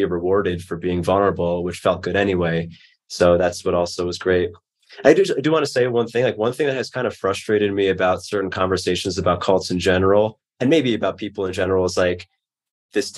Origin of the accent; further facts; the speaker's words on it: New York, United States; growing up in New York, I just was not used to that.